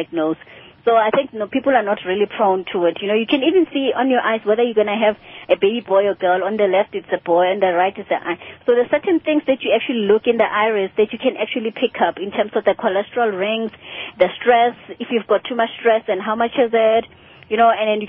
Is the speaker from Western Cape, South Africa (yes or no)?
no; Soweto, Gauteng, South Africa; I'm from Soweto.